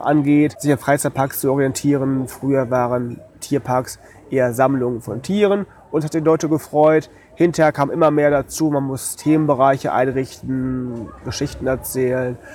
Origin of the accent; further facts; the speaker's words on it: Detmold, North Rhine-Westphalia, Germany; moved away; bei uns in Detmold, wo ich herkomme